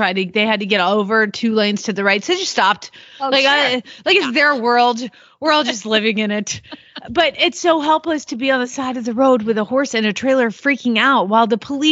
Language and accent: English; the South, United States; now in Norman, Oklahoma, United States; I guess I was from the South, and then I moved somewhere that fed round bales